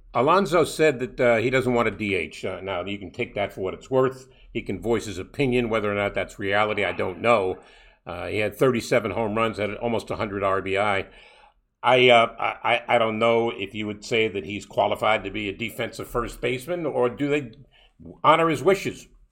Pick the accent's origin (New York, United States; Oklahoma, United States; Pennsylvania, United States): New York, United States; New York City; when I was a kid living, growing up in Brooklyn